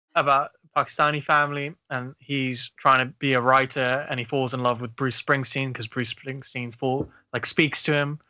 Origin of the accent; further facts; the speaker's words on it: South Africa; also born or lived in Uganda (family); now in United Kingdom; growing up in South Africa